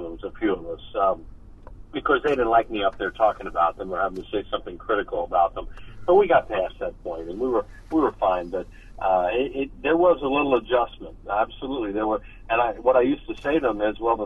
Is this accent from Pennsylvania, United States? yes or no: yes; Newtown Square, Pennsylvania, United States; I grew up in Newtown Square in Delaware County